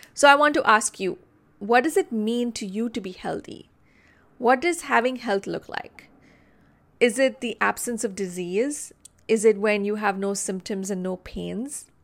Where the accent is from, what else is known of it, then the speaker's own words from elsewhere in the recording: Mumbai, Maharashtra, India; I grew up in Mumbai, India